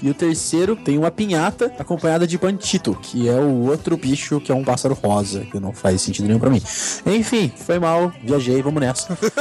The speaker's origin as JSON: {"language": "Portuguese", "town": "Campinas", "region": "São Paulo", "country": "Brazil", "said": "eu sou de Campinas, interior de São Paulo"}